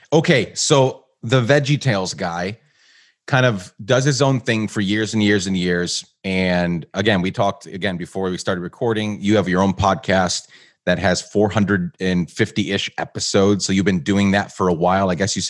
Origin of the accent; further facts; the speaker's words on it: Guatemala; And I grew up in Guatemala. Well, around that time, we actually moved to Guatemala for 10 years.